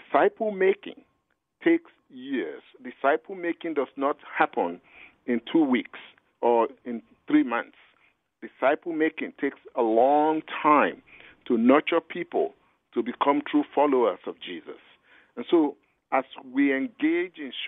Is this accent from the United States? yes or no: no; Nigeria; I'm a Nigerian.